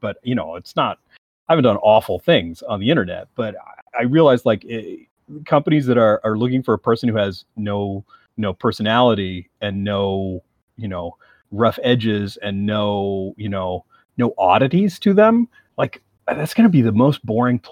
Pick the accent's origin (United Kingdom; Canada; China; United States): Canada; As a Canadian